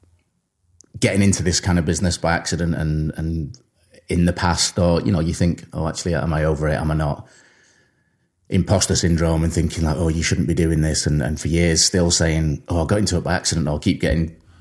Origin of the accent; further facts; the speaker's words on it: Warrington, North West England, United Kingdom; I grew up in Warrington